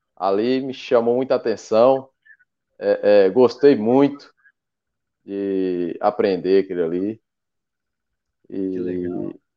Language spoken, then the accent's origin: Portuguese; Mucuri, Bahia, Brazil; sou do extremo sul da Bahia, aqui na cidade de Mucuri, Bahia.